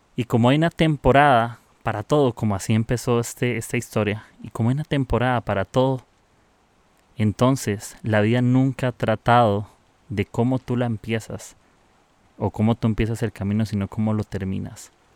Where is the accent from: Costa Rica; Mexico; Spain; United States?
Costa Rica; soy de Costa Rica.